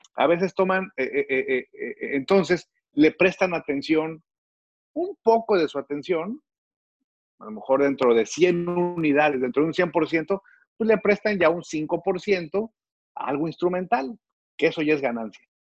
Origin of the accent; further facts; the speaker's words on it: Reynosa, Tamaulipas, Mexico; yo crecí en Reynosa. Mi adolescencia la viví en Reynosa.